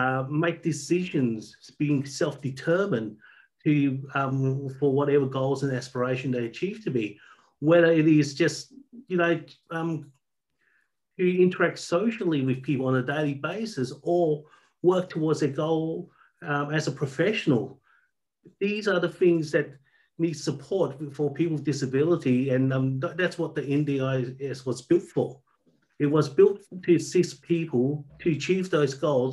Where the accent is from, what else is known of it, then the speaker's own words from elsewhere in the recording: Albany, Western Australia, Australia; also born or lived in Southeast Asia; now in Perth, Australia; I grew up in Albany, actually, a town down south.